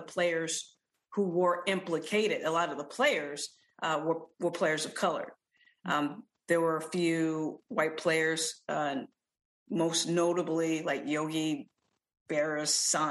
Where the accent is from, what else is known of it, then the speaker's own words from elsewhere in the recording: St. Louis, Missouri, United States; before I came of age as a baseball fan in St. Louis